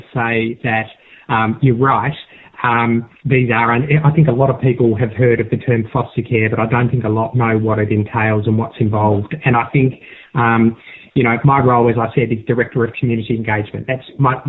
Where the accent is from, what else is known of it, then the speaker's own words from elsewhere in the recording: South Australia, Australia; I grew up in South Australia in a horse racing family